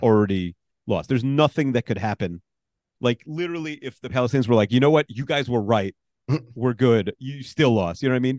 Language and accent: English; New York, United States; I'm a New Yorker